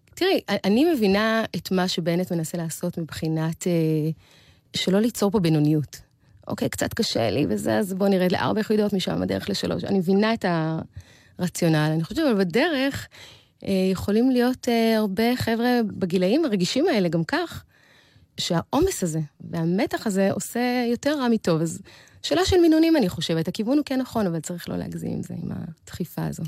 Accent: Beersheba, Southern District, Israel; גדלתי בבאר שבע

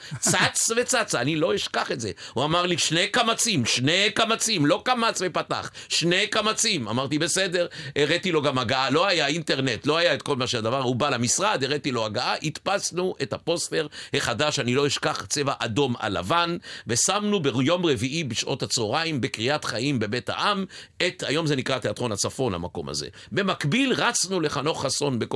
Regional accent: Ness Ziona, Central District, Israel; יליד נס ציונה

